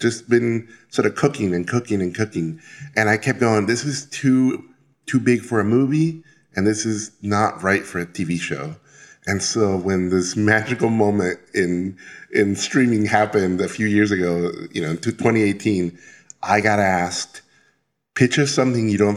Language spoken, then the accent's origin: English; Mexico City, Mexico; And as a kid, uh, I grew up in Mexico City and I would go, I, w- I got taken by school to the uh, National Museum of Anthropology in Mexico City